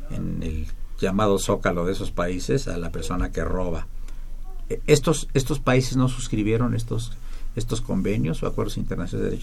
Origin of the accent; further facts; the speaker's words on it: Papaloapan basin, Veracruz, Mexico; Tú y yo somos bárbaros, de Veracruz. De Veracruz. somos de la cuenca del Papaloapan.